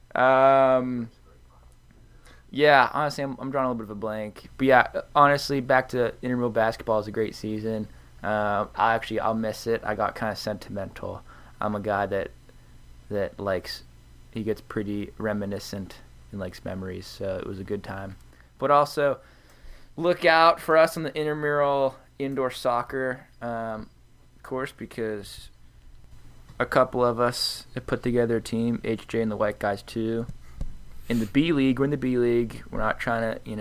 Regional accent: Cranberry Township, Pennsylvania, United States; my hometown is Cranberry Township

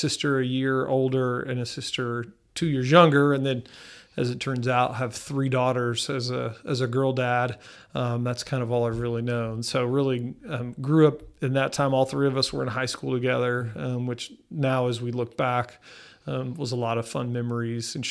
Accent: Mustang, Oklahoma, United States; now in Enid, United States; I grew up in Mustang, so pretty suburban, suburbanite.

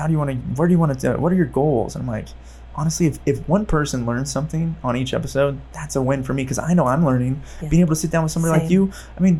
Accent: Modesto, California, United States; I grew up in Modesto

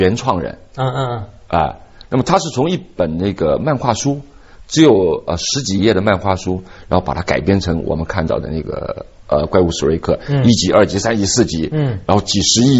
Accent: China; 所以呃，我总结了一下一句话：我们中国人不会讲故事。

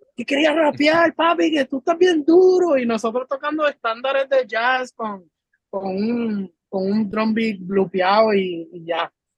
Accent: United States; now in Puerto Rico; yo no soy puertorriqueño como tal, porque yo nací en Estados Unidos, pero llevo ya más de 15 años en la isla. So, me, me identifico mucho con lo que es ser puertorriqueño, vivir las cosas junto a, los puertorriqueños. Pero este, yo me crié allá afuera

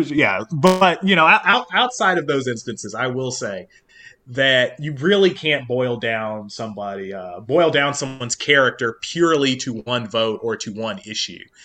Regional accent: Kentucky, United States; now in Northern Virginia, United States; growing up in Kentucky

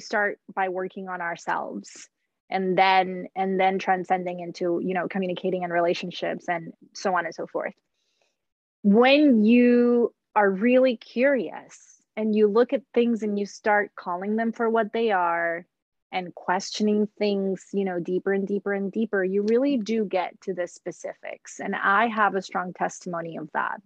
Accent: Puerto Rico; moved away as an adult; now in United States; I grew up in Puerto Rico, didn't move to the States until I was 27

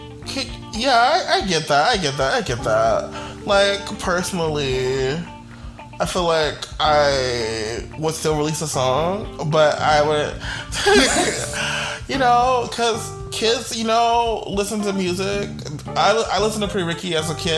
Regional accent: the South, United States; as a Southerner, as one who's not a Yankee

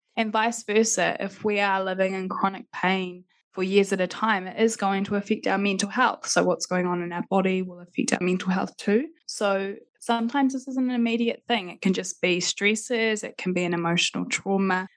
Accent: Christchurch, Canterbury, New Zealand; also born or lived in Adelaide; I'm from Christchurch

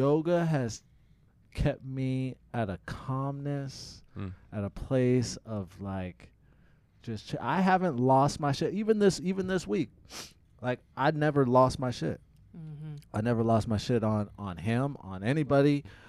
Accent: Tacoma, Washington, United States; I'm from Tacoma, Washington.

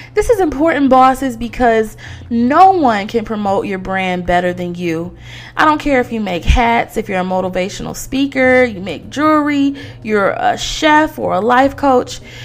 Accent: Detroit, Michigan, United States; moved away; my hometown of Detroit, Michigan

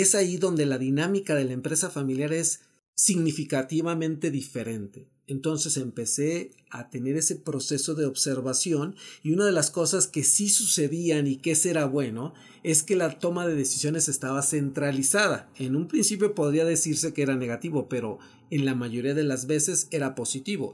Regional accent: Mexico; hemos avanzado como mexicanos

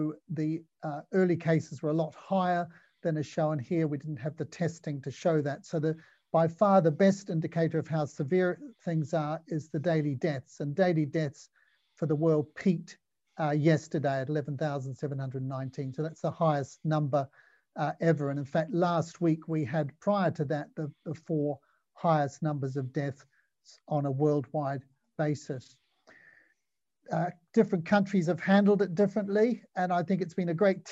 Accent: New Zealand; I'm a general surgeon. I come from New Zealand

